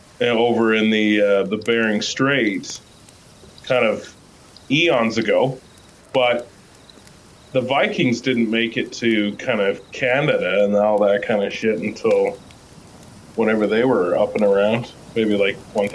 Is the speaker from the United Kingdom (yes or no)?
yes; United Kingdom; No, because I'm British.